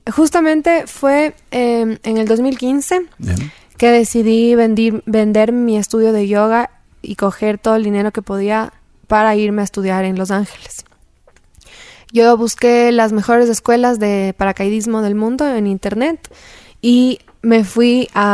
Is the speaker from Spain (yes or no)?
no; Quito, Pichincha, Ecuador; En Quito, nací en Ecuador y he estado la mayoría de mi vida aquí